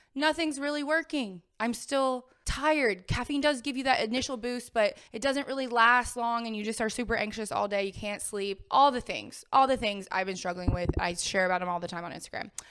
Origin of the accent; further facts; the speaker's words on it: the South, United States; I'm from the South